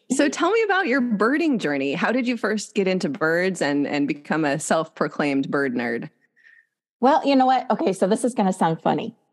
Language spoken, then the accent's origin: English; Lansing, Michigan, United States; born or raised there